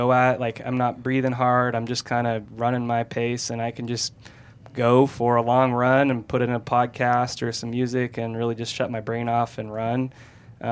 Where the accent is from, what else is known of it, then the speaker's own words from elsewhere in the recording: Washington State, and Idaho, Pacific Northwest, United States; moved away as an adult; also born or lived in Sacramento, California; I was born and raised in the Pacific Northwest, Washington State, and Idaho